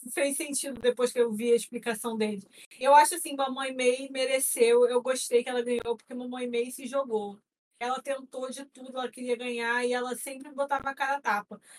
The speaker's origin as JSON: {"language": "Portuguese", "region": "São Paulo", "country": "Brazil", "tie": "born there", "said": "eu nasci em São Paulo"}